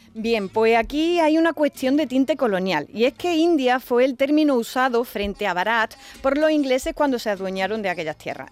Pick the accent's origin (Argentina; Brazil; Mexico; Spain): Spain; Alcaudete, Andalusia; Yo soy de Alcaudete